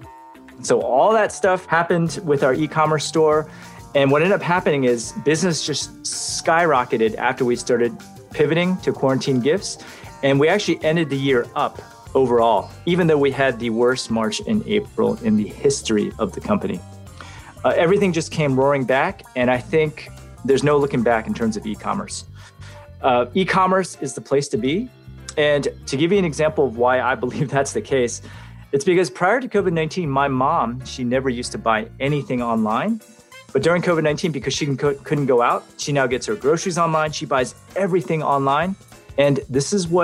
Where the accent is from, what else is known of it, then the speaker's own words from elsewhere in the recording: Santa Clara, California, United States; I'm from Santa Clara, California in the United States